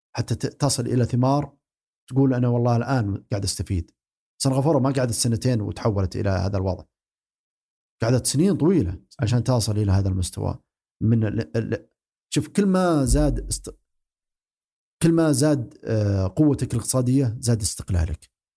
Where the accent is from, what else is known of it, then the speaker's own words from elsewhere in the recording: Saudi Arabia; عندنا في السعوديه